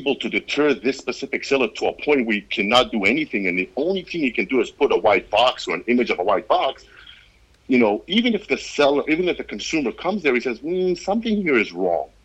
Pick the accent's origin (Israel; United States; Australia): Israel; I grew up in Israel. I went to Israeli army. I grew up in Israel